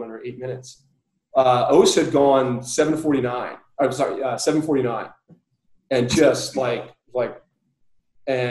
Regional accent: United States; I'm an American

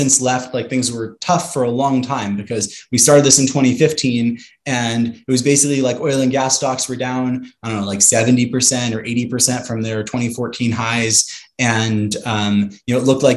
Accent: Santa Monica, California, United States; I'm from Santa Monica, California

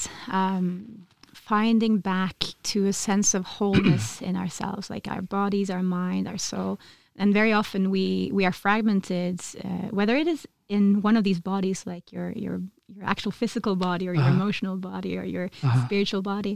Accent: Oslo, Norway; also born or lived in Ula, Vestfold; I am from Oslo, but I've spent all of my summers in a little place called Ula, in Vestfold

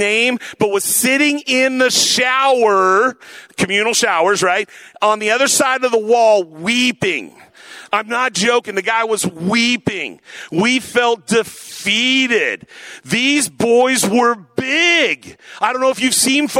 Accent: Tacoma, Washington, United States; I grew up in the Tacoma area

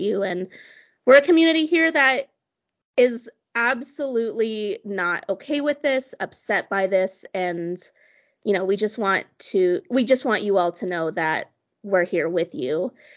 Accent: Colorado Springs, Colorado, United States; moved away; Emily and I grew up in Colorado Springs, and although we both don't live there now

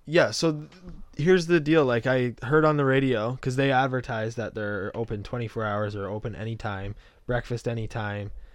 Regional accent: Canada; I'm Canadian

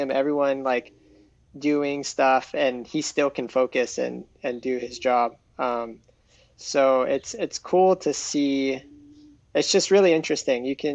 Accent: North Shore, Oahu, Hawaii, United States; moved away as an adult; I moved away from Hawaii 10 years ago

